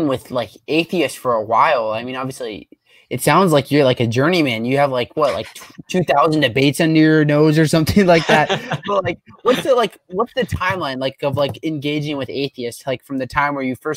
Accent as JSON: {"language": "English", "region": "Northeast", "country": "United States", "moved": "yes", "said": "I'm from the Northeast"}